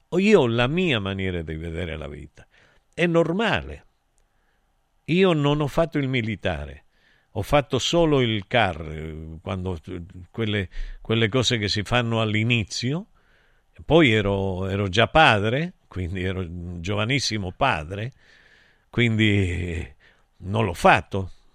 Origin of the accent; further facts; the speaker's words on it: Argentina; moved away; Io invece da buon argentino